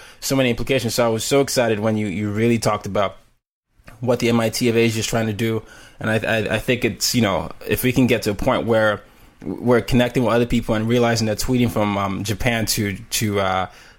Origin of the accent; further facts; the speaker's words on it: Nigeria; now in United States; I'm Nigerian